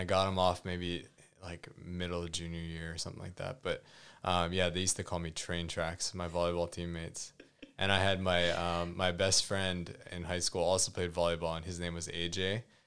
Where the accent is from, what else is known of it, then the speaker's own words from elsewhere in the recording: Hawaii, United States; moved away; growing up in Hawaii